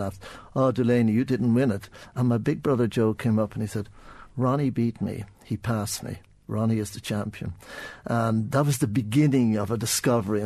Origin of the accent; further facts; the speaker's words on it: Dublin, Leinster, Ireland; also born or lived in United States; I was born in Sandy Mountain.